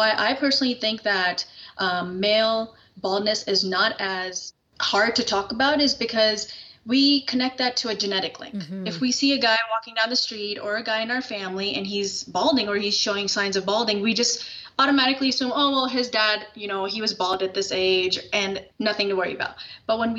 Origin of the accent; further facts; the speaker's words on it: Pakistan; I'm originally Pakistani